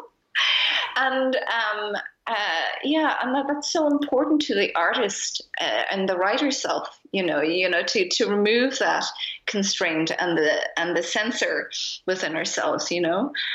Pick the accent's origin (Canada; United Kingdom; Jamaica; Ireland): Ireland; moved away as an adult; now in Berlin, Germany; my parents are Japanese, but I grew up in Ireland